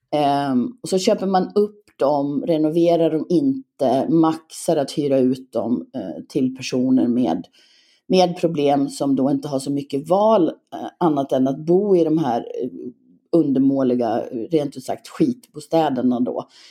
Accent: Gagnef, Dalarna County, Sweden; born or raised there; also born or lived in Leksand; now in Falun, Sweden

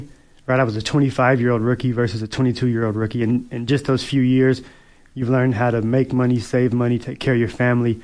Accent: Seattle, Washington, United States; moved away as an adult; now in Edmonton, Canada; I'm from Seattle

